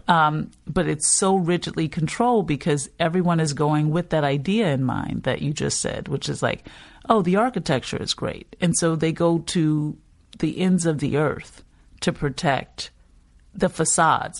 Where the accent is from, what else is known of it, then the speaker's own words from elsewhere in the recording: New Orleans, Louisiana, United States; you're growing up, you're like, oh, yeah, I'm from New Orleans, but you're realizing that no one is thinking New Orleans East when you say that.